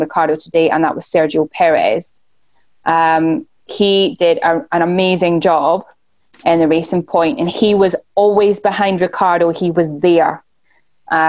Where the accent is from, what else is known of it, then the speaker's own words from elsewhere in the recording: Scotland, United Kingdom; I'm from Scotland.